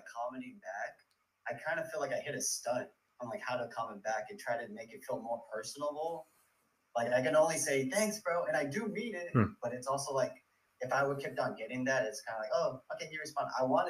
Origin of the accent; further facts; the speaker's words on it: California, United States; I feel like where I'm from, like I'm from the Bay Area, like the culture out here is kind of like, hey, don't talk about it, be about it.